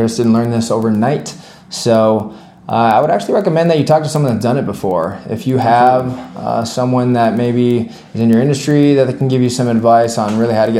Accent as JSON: {"language": "English", "town": "Miami", "region": "Florida", "country": "United States", "said": "I'm from Miami, Florida"}